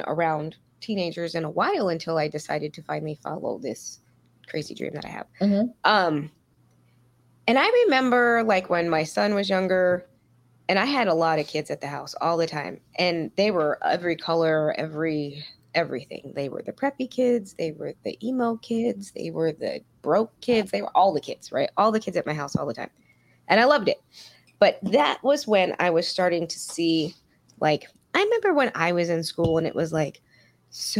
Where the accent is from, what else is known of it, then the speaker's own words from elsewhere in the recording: New York City, New York, United States; I grew up in Queens